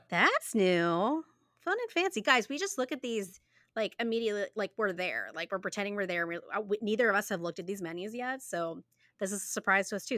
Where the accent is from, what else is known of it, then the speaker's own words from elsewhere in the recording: United States; We are American